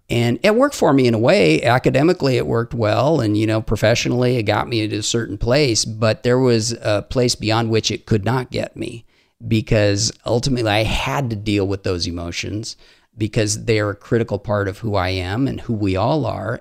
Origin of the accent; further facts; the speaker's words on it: Haiti; I grew up in Haiti